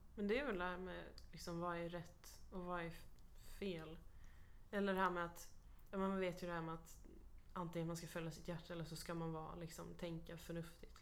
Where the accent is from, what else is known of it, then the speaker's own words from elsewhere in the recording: Stockholm, Stockholm County, Sweden; moved away as an adult; now in Kalmar, Sweden; flytta ifrån min hemstad